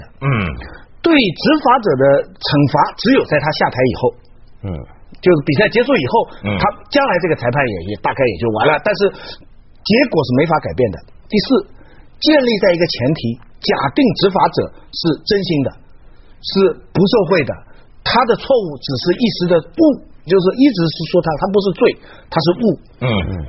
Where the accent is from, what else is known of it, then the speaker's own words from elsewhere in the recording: China; 我在这个时候发现我是中国人了。